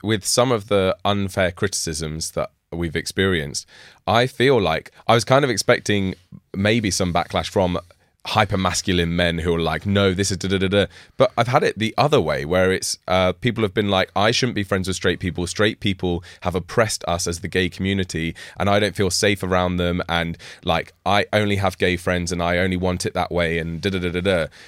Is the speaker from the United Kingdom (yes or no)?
yes; United Kingdom; I'm, I'm British.